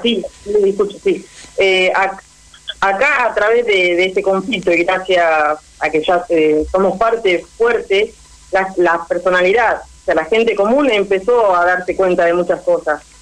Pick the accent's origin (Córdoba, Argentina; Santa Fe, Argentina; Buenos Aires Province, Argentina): Buenos Aires Province, Argentina; Tres Arroyos; Tres Arroyos somos Argentina